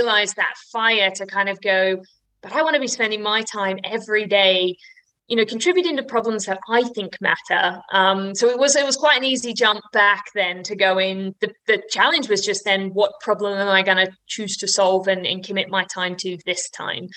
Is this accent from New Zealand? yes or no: no; Australia; now in United Kingdom; I'm an Aussie, which is an important distinction to make when you live here in the UK